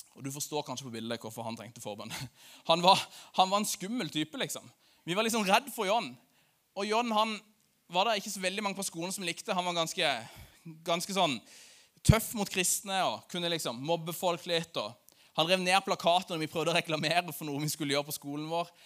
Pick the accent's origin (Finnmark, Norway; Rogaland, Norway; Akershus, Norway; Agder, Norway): Agder, Norway; Lyngdal; i Lyngdal, der jeg kommer fra